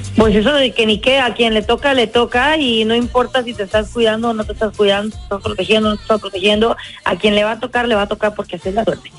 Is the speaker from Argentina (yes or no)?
no; Mexico; moved away; todos los mexicanos allá en mi tierra